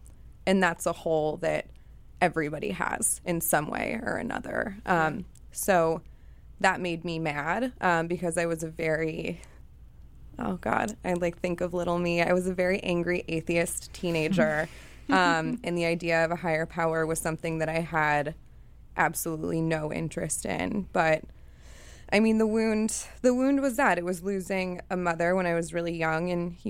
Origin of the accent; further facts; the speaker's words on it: Chicago, Illinois, United States; So for me, I grew up in Chicago with a mother who was an addict and also really depressed